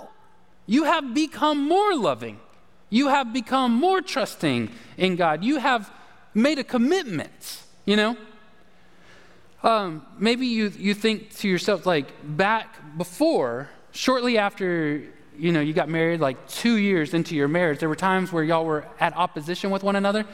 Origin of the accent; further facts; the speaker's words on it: the South, United States; we're from the South